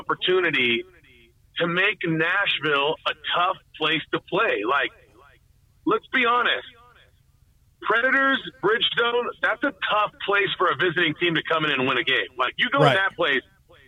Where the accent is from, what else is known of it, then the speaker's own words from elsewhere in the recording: Edmonton, Alberta, Canada; this is my home. This is my hometown. This is my team that I've loved since I was 7 years old and I was an Oilers fan